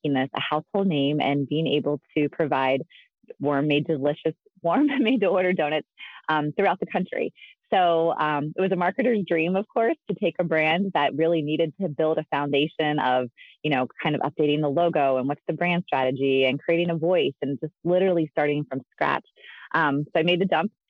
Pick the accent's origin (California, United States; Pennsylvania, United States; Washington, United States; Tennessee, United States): Pennsylvania, United States; I spent my really entire life in Pennsylvania. So I grew up in New York, Pennsylvania